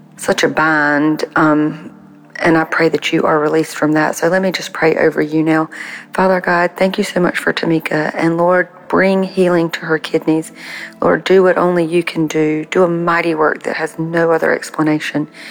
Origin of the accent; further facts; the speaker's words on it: South Carolina, United States; I'm from South Carolina